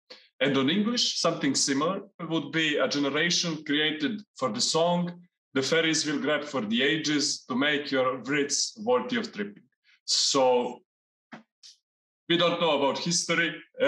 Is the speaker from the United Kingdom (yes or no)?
no; Montenegro; first language Montenegrin; English is a second language; We are from the Montenegro. It's a little country in the Mediterranean.